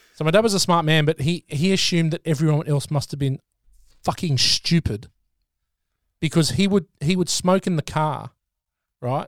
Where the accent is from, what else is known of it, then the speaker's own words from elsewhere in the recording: Australia; We're two Aussie mates, one living in New Zealand, one in Oz